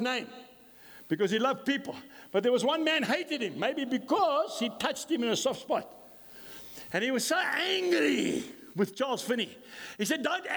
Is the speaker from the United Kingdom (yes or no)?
yes; Scotland, United Kingdom; I'm a Scot